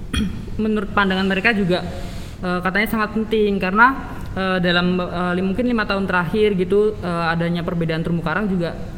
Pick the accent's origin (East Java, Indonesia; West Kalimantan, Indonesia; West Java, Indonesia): East Java, Indonesia; Madiun; saya dari Madiun